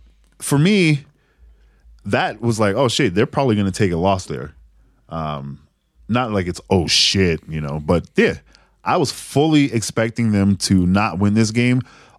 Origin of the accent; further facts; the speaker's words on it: New England, United States; I happen to be born and raised in the New England area.